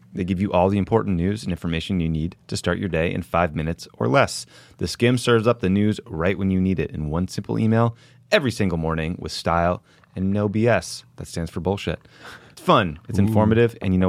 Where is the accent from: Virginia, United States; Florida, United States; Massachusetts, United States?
Massachusetts, United States; Dedham; my hometown in Dedham, Massachusetts